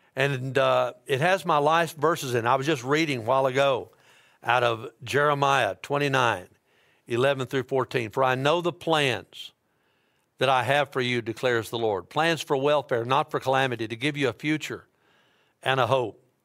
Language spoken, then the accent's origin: English; Dyersburg, Tennessee, United States; now in Memphis, United States; I'm from Dyersburg